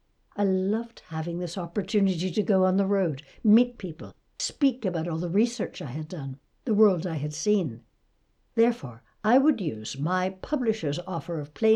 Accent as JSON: {"language": "English", "town": "Toronto", "region": "Ontario", "country": "Canada", "tie": "born or raised there", "moved": "yes", "said": "I grew up in Toronto but left long ago. It's quite an experience coming back to a place you once knew."}